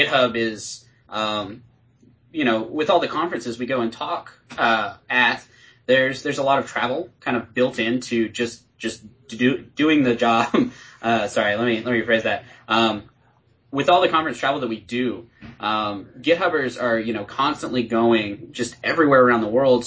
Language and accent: English; Atlanta, Georgia, United States; I'm from Atlanta